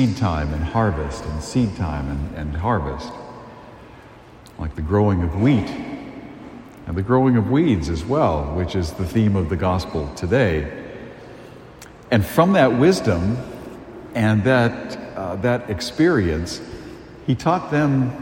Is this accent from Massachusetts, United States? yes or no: yes; a town along the Cape Cod Canal, Massachusetts, United States; I was very blessed to grow up in a town that was it's right along the Cape Cod Canal